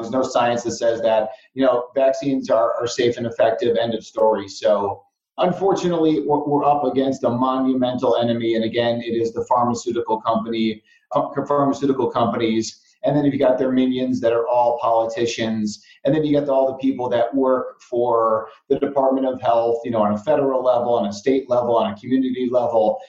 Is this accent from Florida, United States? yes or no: no; Chicago, Illinois, United States; I grew up in Chicago, deep dish pizza, Italian beef sandwiches, hot dogs, all that kind of stuff.